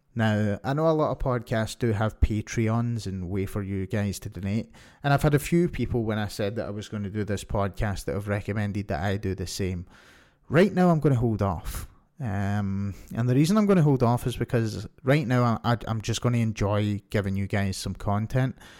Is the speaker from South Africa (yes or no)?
no; Scotland, United Kingdom; moved away as an adult; now in Ontario, Canada; I'm from Scotland, and I've lived here for most of my life until two years ago when I moved to Ontario, Canada